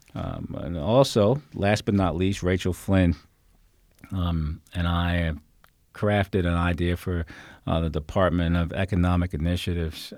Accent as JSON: {"language": "English", "region": "New York area", "country": "United States", "moved": "yes", "lives_now": "Fairfax County, United States", "said": "I'm from New York area."}